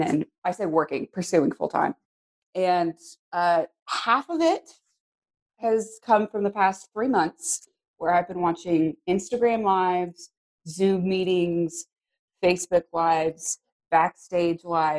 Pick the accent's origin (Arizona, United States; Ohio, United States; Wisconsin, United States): Arizona, United States; born there; now in Texas, United States; I'm actually not originally from Texas. I was born in Arizona.